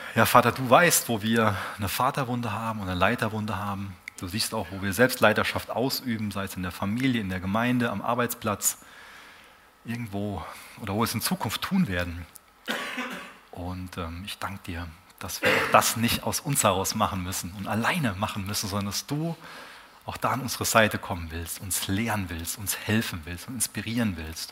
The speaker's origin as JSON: {"language": "German", "country": "Germany", "said": "als Deutsche"}